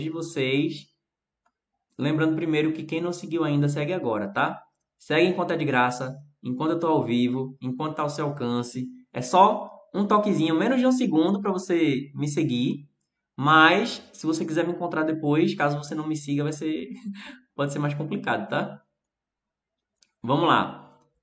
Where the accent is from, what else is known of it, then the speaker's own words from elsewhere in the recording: Recife, Pernambuco, Brazil; Eu falo de um jeito e eu sou aqui do Recife, que é eu poderia dizer extremo nordeste